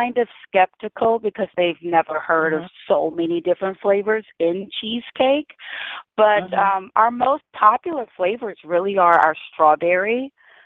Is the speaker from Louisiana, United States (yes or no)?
yes; New Iberia, Louisiana, United States; moved away; Yes, I'm from Louisiana. I'm actually from New Iberia, Louisiana